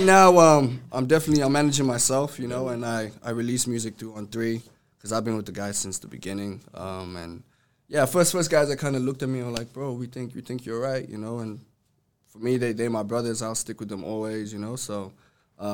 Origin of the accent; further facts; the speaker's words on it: Johannesburg, Gauteng, South Africa; now in Australia; I was born and raised there, but my parents are Congolese